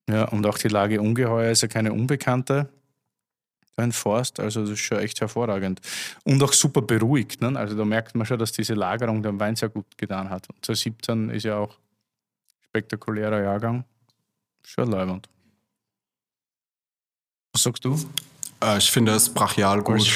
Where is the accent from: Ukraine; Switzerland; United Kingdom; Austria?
Austria; Das Problem gab es ja bei uns zu Hause in Österreich auch.